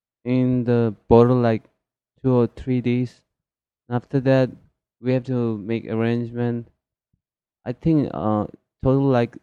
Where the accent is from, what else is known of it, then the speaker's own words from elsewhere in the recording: Tibet, China; moved away; also born or lived in India; I was born in Tibet.